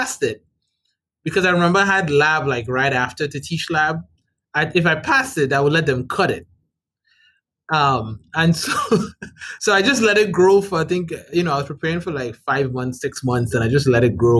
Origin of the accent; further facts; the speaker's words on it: Trinidad & Tobago; now in Rhode Island, United States; I'm from the Republic of Trinidad and Tobago. That's where I'm from.